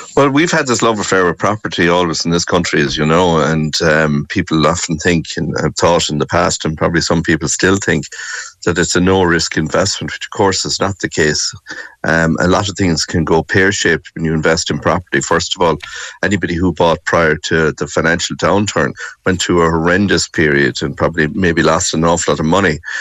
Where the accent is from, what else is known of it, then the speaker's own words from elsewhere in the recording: Limerick, Munster, Ireland; moved away; I am from Limerick and I live very close to the city centre growing up